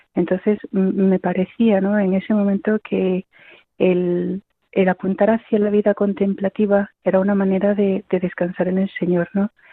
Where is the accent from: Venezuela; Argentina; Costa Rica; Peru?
Peru; moved away as an adult; also born or lived in Bolivia; now in Consuegra, Spain; Yo soy de Perú, tengo 42 años y llevo aquí en el Carmelo de Consuegra 16